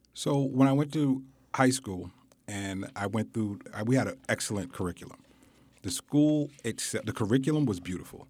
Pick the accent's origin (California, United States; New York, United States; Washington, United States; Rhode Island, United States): New York, United States; New York City; I grew up in Bedford Stuyvesant